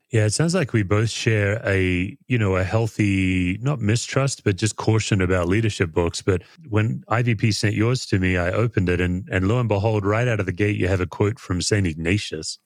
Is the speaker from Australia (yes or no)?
yes; Australia; as an Aussie